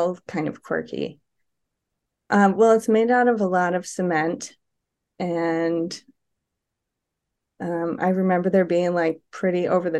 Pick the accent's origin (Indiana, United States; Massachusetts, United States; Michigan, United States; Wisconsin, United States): Wisconsin, United States; Madison; now in Portland, United States; Okay, so my hometown is Madison, Wisconsin.